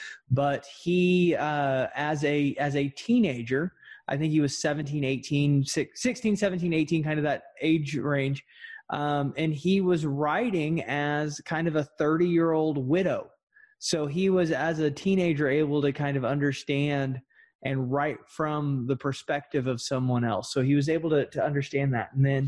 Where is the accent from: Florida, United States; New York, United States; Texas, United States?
Texas, United States; accent: Texas drawl; I naturally have a very thick, Texas drawl. I've learned how to reduce that so I don't sound like an idiot.